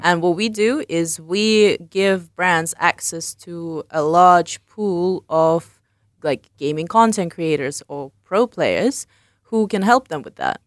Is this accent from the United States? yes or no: no; England, United Kingdom; moved away as an adult; also born or lived in London; I grew up in England and I worked in London.